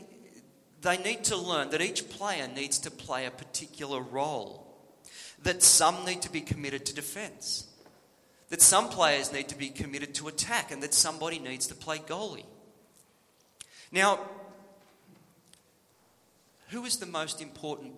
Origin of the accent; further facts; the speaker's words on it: New South Wales, Australia; When I was growing up in New South Wales